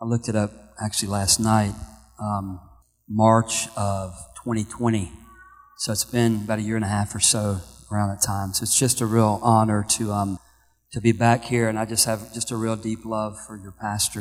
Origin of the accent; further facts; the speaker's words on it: Florida, United States; I'm from Florida